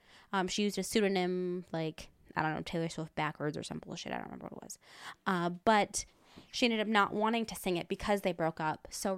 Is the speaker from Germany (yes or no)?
no; United Kingdom; Okay, I'm British.